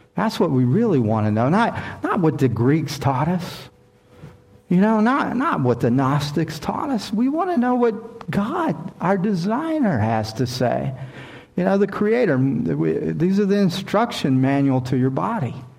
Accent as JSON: {"language": "English", "region": "Mississippi", "country": "United States", "tie": "born or raised there", "moved": "yes"}